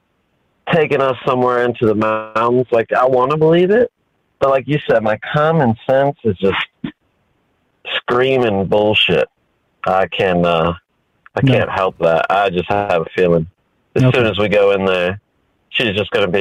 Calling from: Virginia, United States; I'm calling out of Virginia.

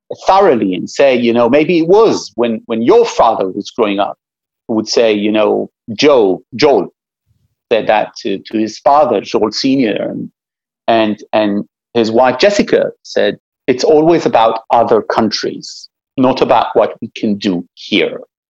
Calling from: Israel; we're talking right now, and you're talking from the East Coast, I'm talking from Israel.

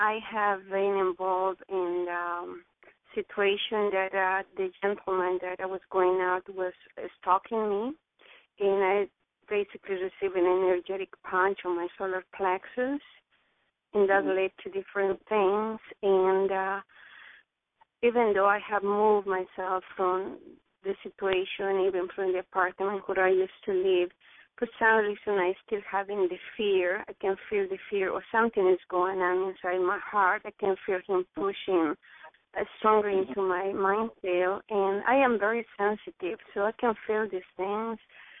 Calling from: Dallas, Texas, United States; I'm from Dallas. I'm calling from Dallas.

